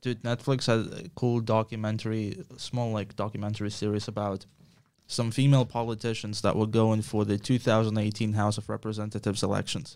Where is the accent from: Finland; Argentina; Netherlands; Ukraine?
Ukraine; I'm from Ukraine